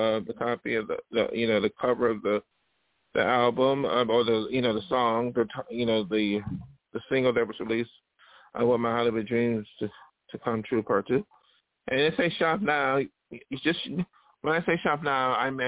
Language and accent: English; India; as an Indian small artist